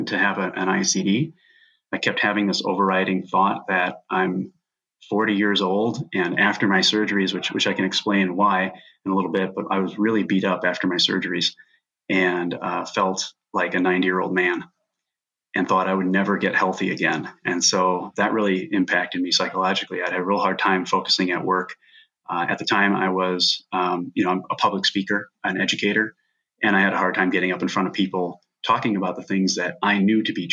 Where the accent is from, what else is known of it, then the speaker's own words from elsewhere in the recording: Minnesota, United States; it's a huge major Minnesota company, so it's from my hometown